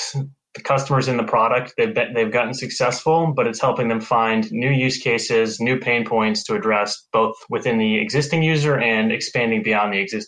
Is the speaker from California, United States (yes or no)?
no; North Andover, Massachusetts, United States; My hometown is North Andover, Massachusetts